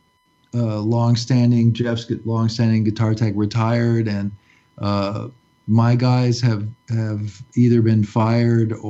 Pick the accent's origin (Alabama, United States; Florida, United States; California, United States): California, United States; Los Angeles; moved away as an adult; also born or lived in New York; my hometown of Los Angeles